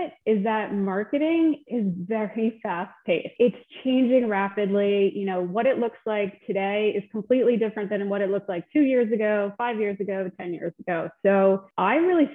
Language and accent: English; New Jersey, United States; also born or lived in Delaware; I grew up in Central Jersey.